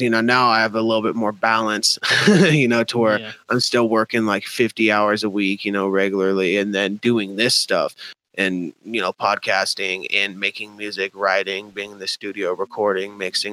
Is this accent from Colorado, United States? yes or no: yes; Denver, Colorado, United States; I still live in Denver, born and raised.